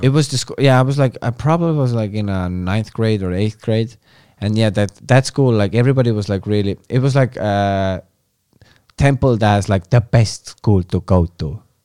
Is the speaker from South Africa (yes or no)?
no; Estonia; English is a second language